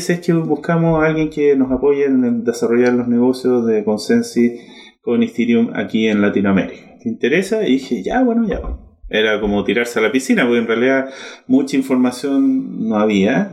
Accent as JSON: {"language": "Spanish", "country": "Chile", "said": "Yo soy chileno 100%"}